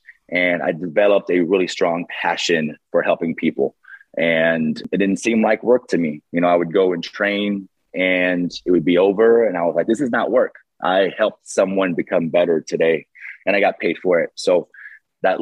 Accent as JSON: {"language": "English", "town": "San Diego", "region": "California", "country": "United States", "tie": "born or raised there", "said": "born and raised in San Diego"}